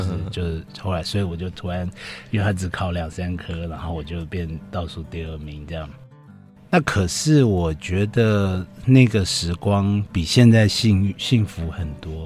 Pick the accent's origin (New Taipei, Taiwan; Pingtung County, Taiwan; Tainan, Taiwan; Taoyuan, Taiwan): New Taipei, Taiwan; Yonghe; 我是在永和长大